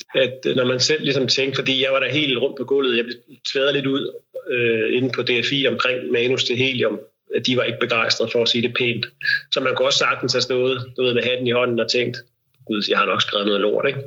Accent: Denmark; vi andre kan få som danskere

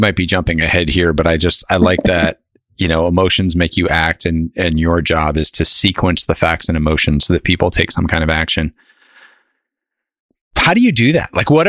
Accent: Northeast, United States; I went to school at Miami of Ohio, and I grew up in the Northeast.

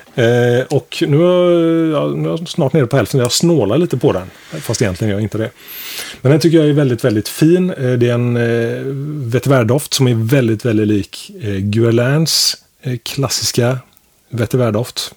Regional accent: Sweden; vi svenskar

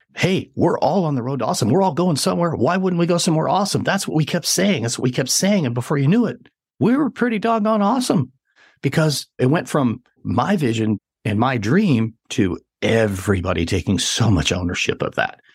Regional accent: central Wyoming, United States; moved away; I grew up in central Wyoming

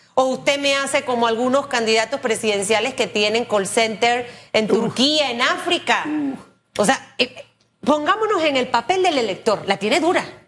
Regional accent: Panama

